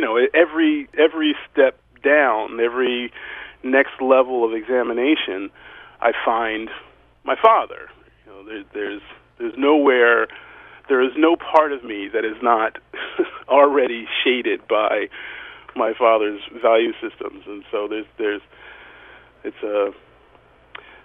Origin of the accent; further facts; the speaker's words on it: United States; as an American male